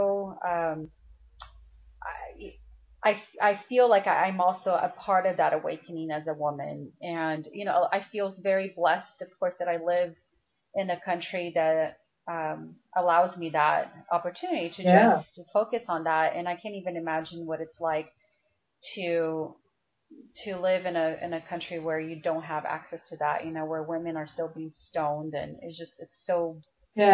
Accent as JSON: {"language": "English", "country": "Brazil", "tie": "born or raised there", "moved": "yes", "said": "I grew up in Brazil, and I went to Catholic school"}